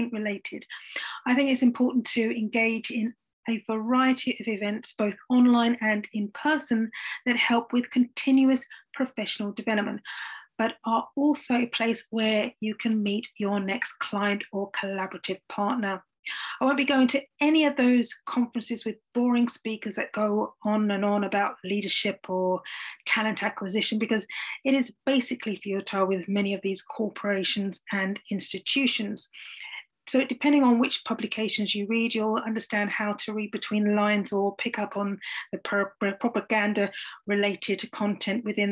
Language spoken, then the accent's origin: English; London, United Kingdom; I was born in the London borough of Bromley, thanks to my grandma Veronica, in 1975